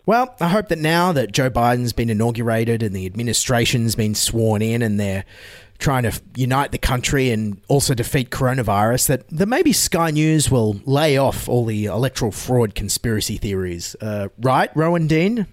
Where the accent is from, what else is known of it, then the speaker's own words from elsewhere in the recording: Australia; As an Australian